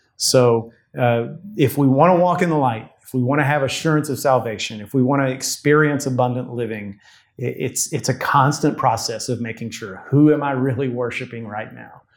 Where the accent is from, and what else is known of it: United States